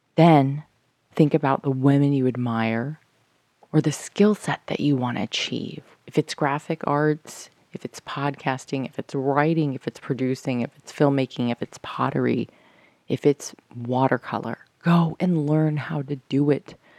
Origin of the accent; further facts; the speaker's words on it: United States; I'm American